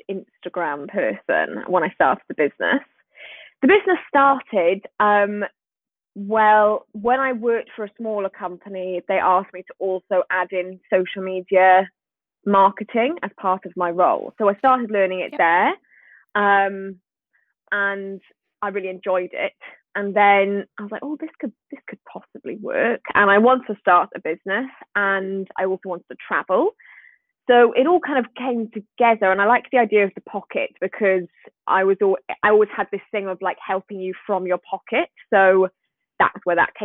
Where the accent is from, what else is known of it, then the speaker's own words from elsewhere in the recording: Swansea, Wales, United Kingdom; I'm from Swansea in Wales. Can you hear the accent?